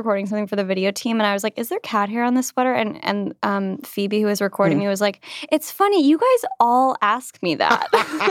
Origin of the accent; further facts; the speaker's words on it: United States; as an American.